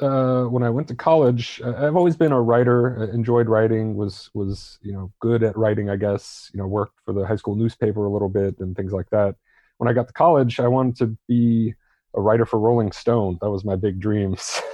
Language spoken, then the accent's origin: English; Torrejón de Ardoz, Community of Madrid, Spain; born there; also born or lived in Germany / Utah / Florida; I was born in Torrejon Air Force Base, which is now closed, in just outside of Madrid, Spain. My father was in the Air Force. My mom is from Spain.